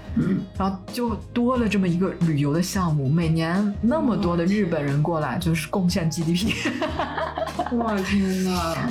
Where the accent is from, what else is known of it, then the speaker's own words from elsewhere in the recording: northern China, China; 咱们北方人不是还挺喜欢吃的吗？